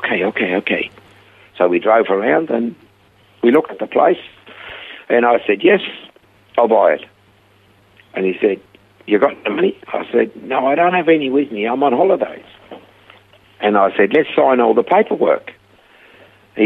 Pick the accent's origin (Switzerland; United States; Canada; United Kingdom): Switzerland; accent: heavy Swiss; English is a second language; moved away as an adult; also born or lived in Perth / Coffs Harbour; now in Australia; I had a heavy Swiss accent. And I said, from Switzerland.